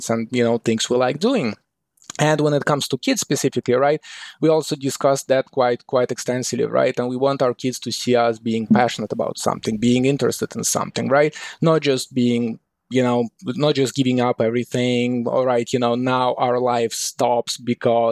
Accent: Moscow, Russia; moved away as an adult; also born or lived in Kyiv, Ukraine; now in United States; I was born in Kyiv in Ukraine, and when I was about 7 years old, my parents moved to Moscow, to Russia, and this is where I spent about 20 years of my life before moving to the United States to study

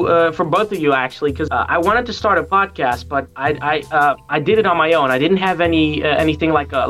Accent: Netherlands; Yeah, well, I'm from a minority group. I'm from the Moluccan side, like the Indonesian colonization side

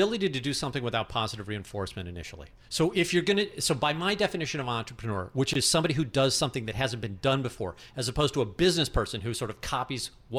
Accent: St. Louis, Missouri, United States; also born or lived in New York; I'm from St. Louis. But you know, born and raised. But New York's in my blood.

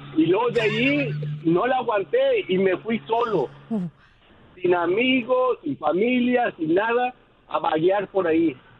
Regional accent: northern Mexico, Mexico; now in United States; Yo soy otro norteño

